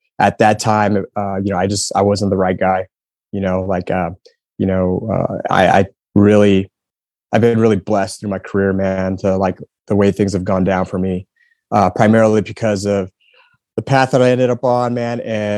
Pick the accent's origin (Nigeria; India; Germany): Germany; Heidelberg, Baden-Württemberg; also born or lived in Fayetteville, United States / San Antonio, United States; I grew up in Heidelberg for about 7 years, and then we ended up in Texas in San Antonio, and that's kind of where I that's where I enlisted, joined the Air Force.